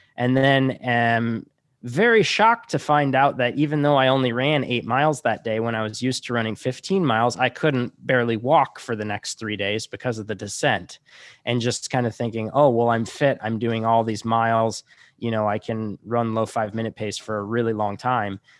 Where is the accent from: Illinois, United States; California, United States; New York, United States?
Illinois, United States; Chicago; moved away as an adult; also born or lived in Montana; I'm from Chicago